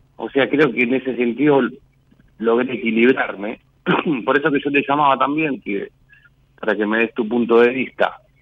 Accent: Béccar, Buenos Aires Province, Argentina; en el barrio donde, donde nací, en Becar

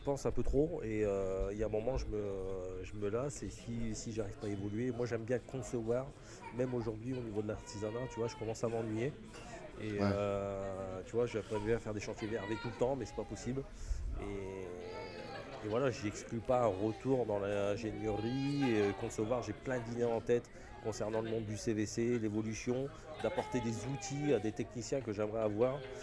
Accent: Picardy, Hauts-de-France, France; moved away; also born or lived in Occitania; je suis originaire de Picardie

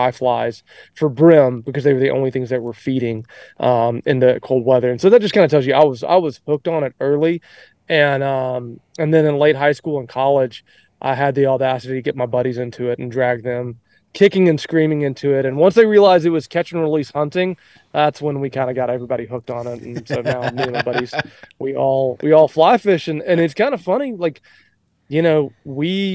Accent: Alabama, United States; also born or lived in Mississippi; I was born in Mississippi, grew up in Alabama

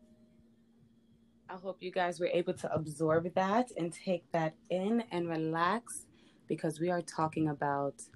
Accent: New York City, New York, United States; I am from the Bronx. I didn't mention where I was from. I am from the Bronx.

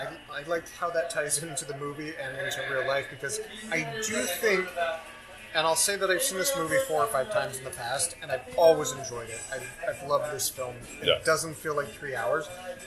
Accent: United States; as an American born here.

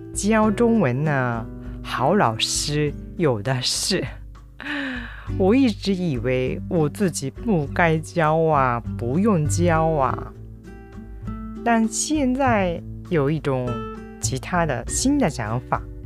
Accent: Kyushu, Japan; now in Kobe, Japan; 私の実家ふるさとの九州の方

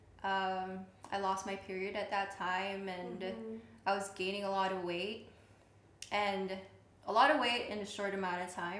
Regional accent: Philippines; in my culture, too, so I'm Filipino

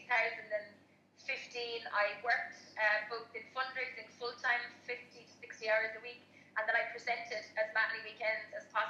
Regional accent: Cork, Munster, Ireland; moved away as an adult; now in Galway, Ireland; I'm from Cork originally, down in the southern tip of Ireland. And 16 years ago, I moved to Galway

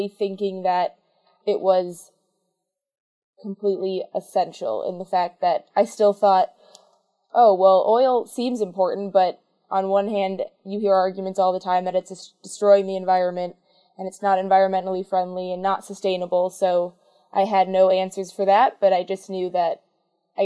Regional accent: Minnesota, United States; I'm from Minnesota

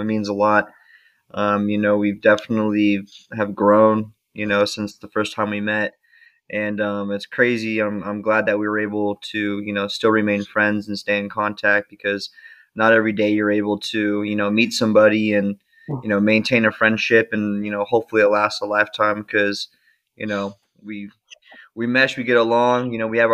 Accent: Las Vegas, Nevada, United States; now in San Diego, United States; I'm from Las Vegas

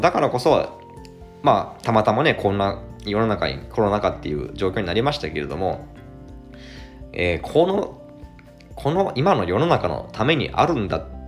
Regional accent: Imabari, Ehime, Japan; 愛媛県今治市ですね、私の地元

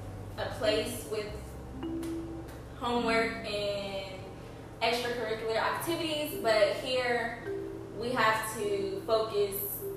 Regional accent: Kansas, United States; moved away as an adult; now in Oklahoma, United States

